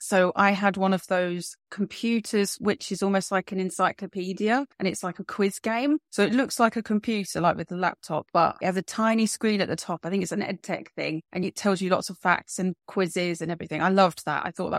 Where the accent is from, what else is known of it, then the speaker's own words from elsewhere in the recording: London, United Kingdom; I actually grew up in London and I still live in London, but along the way, I've managed to live in other places, but London is definitely where my home and heart is.